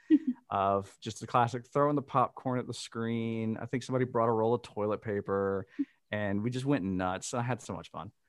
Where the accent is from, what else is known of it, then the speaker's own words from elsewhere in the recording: the South, United States; I'm from the South, and uh, it was in a rather, uh, it, it, was not a like suburban area that we went to.